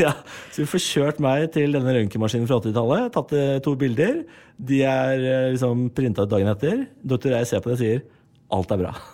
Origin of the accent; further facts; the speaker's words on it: Moss, Østfold, Norway; Jeg er fra Moss